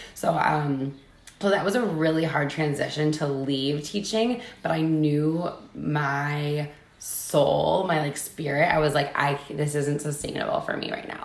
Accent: Wisconsin, United States; 70 something Irish and the rest German. Pretty basic Wisconsin. You know, you see that a lot in Wisconsin

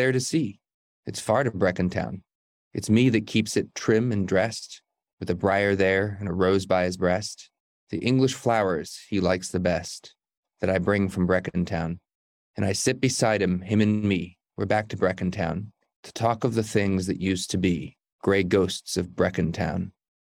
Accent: United States; Growing up in the United States

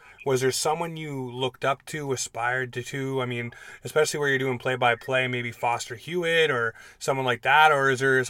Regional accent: Newmarket, Ontario, Canada; also born or lived in Toronto, Canada; now in Cole Harbour, Canada; I actually was born and raised in Newmarket, Ontario, then moved to Toronto, and then from there moved here in 2003

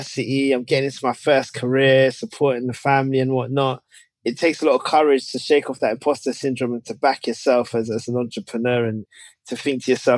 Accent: London, United Kingdom; I grew up in Tottenham, North London, British-born Ghanaian

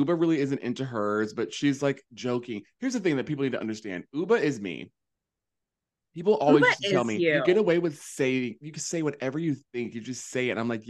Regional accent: the South, United States; now in Hudson Valley, United States; I'm from the South.

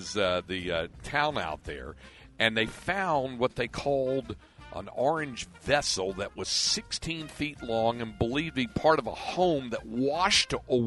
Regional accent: Greensboro, North Carolina, United States; It's in Greensboro, my hometown, which is about 200 miles to the coast, depending on what part of the coast.

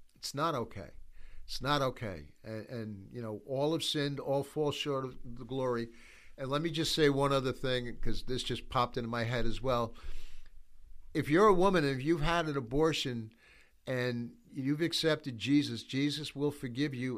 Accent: United States; we, as the American church

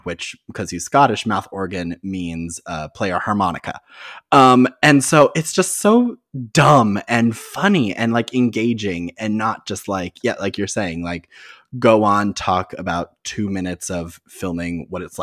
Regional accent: Massachusetts, United States; I grew up in Massachusetts

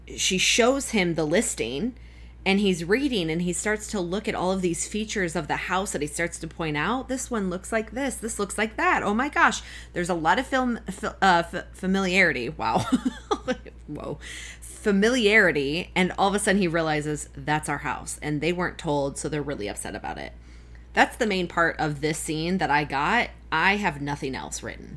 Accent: Kalamazoo, Michigan, United States; also born or lived in Arizona; I consider Kalamazoo more where I grew up than I do Arizona

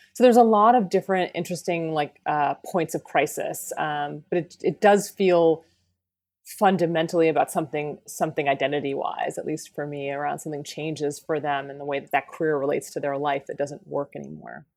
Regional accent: rural Pennsylvania, United States; moved away; I was raised in Pennsylvania, in rural Pennsylvania.

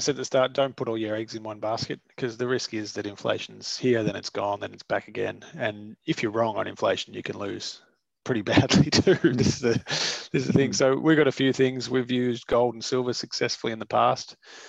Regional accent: Australia; as an Australian investor, you can actually buy the Aussie dollar price of gold

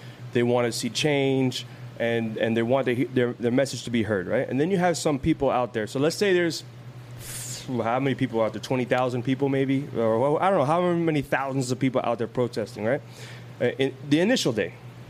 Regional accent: Oakland, California, United States; I'm from Oakland. I'm from out of town.

